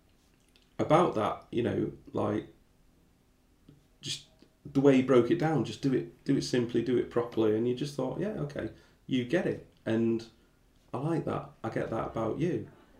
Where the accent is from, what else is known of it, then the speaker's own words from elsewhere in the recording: Barrow-in-Furness, North West England, United Kingdom; also born or lived in Kettering; now in London, United Kingdom; my mates that I grew up with in Barry